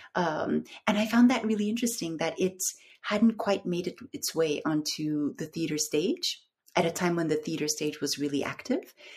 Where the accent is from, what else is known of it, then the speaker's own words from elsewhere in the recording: Istanbul, Turkey; also born or lived in North America; I'm I'm from Istanbul. I grew up here, but I uh, I lived in the in North America for a very long time